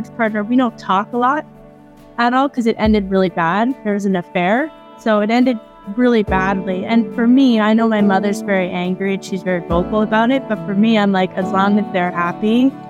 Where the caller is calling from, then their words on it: Ontario, Canada; I'm calling from Ontario, Canada.